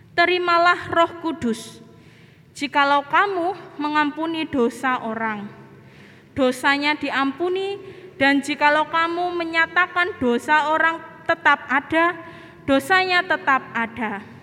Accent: Indonesia; negara kami Indonesia

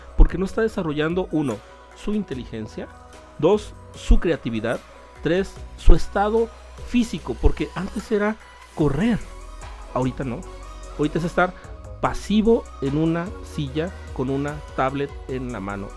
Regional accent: Guadalajara, Jalisco, Mexico; yo me crié en el Hospicio Cabañas de aquí de Guadalajara

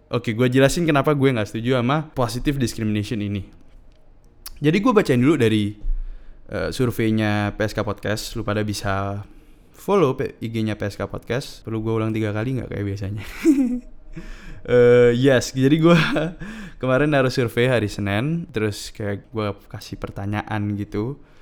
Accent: Indonesia; gue born and raised di Indonesia bisa bahasa Madura bahasa Jawa bahasa Indonesia hafal lagu kebangsaan dan Pancasila

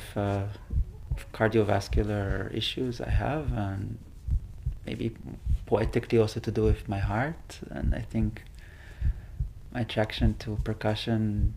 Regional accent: Israel; moved away as an adult; now in Netherlands; my leaving Israel, or my coming to Netherlands. Maybe this transition from saying goodbye to my home country

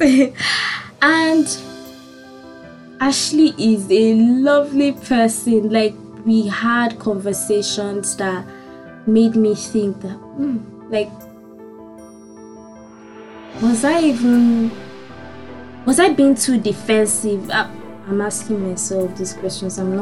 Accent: Nigeria; moved away as an adult; I'm from Nigeria.

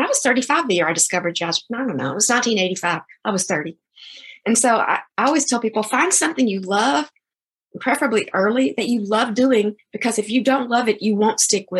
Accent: Chattanooga, Tennessee, United States; moved away as an adult; also born or lived in Seattle, Washington / Bellevue, Washington; now in Glen Ellyn, United States; So what happened is I left Seattle in June of 2018. I moved home to Chattanooga, Tennessee, which is my hometown.

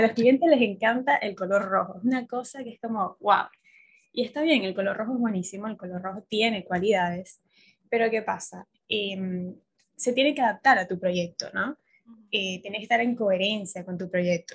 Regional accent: Caracas, Capital District, Venezuela; moved away as an adult; now in Buenos Aires, Argentina; yo soy venezolana, caraqueña, pero entiéndame, tengo cinco años en Buenos Aires

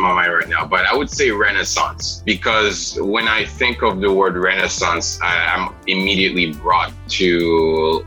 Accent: Port-au-Prince, Haiti; also born or lived in South Florida; now in United States; I was born and raised in Port-au-Prince, Haiti

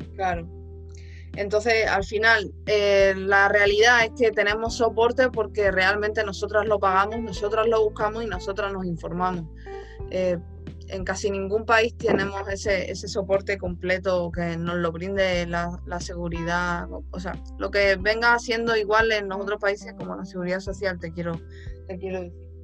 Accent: Spain; yo soy de España

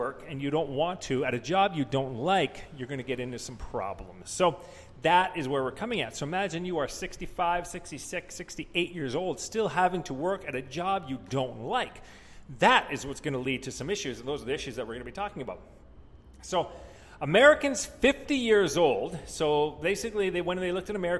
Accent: Canada; I'm Canadian

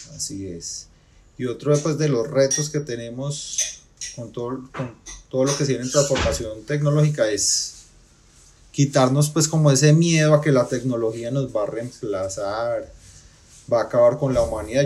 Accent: Pereira, Risaralda, Colombia; soy pereirano

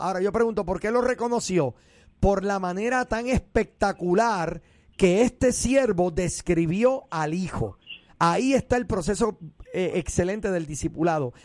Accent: Puerto Rico; yo soy puertorriqueño

